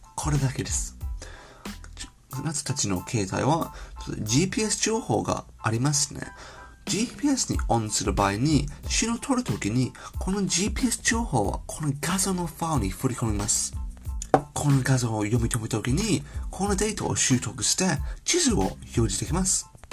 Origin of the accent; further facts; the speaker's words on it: United Kingdom; Japanese is a second language; moved away as an adult; now in Japan; 私は英国人のデータサイエンス、日本で働きながら